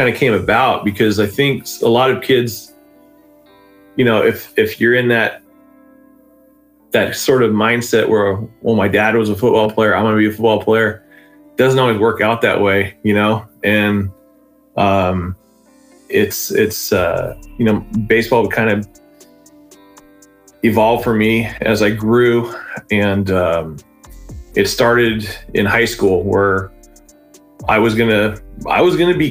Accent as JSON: {"language": "English", "town": "Sanger", "region": "California", "country": "United States", "tie": "born or raised there", "said": "basically born and raised in Sanger"}